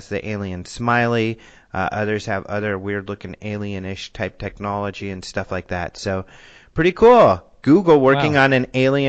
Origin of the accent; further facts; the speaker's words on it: Colorado, United States; I'm from Colorado